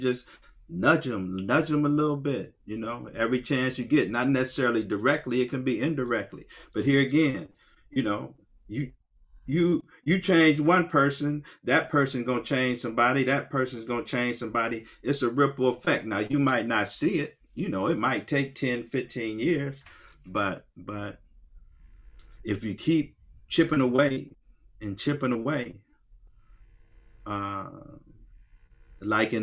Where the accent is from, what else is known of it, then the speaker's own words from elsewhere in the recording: Akron, Ohio, United States; Born in 1958, like I say, on West Akron, on Store Avenue between Lawton and Slauson, all right? All black neighborhood